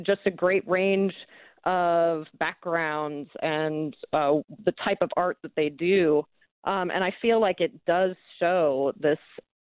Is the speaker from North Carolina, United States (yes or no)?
no; Spokane, Washington, United States; moved away; I moved back to my hometown here in Spokane